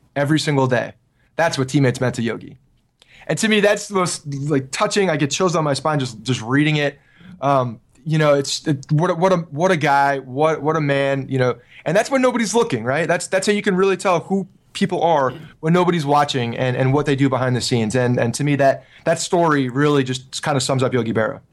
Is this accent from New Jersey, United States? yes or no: yes; Ridgewood, New Jersey, United States; I grew up in Ridgewood, New Jersey